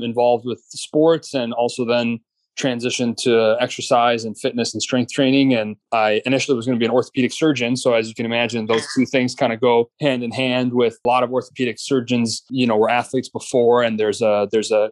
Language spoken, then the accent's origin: English; Iran; moved away; my home country of Iran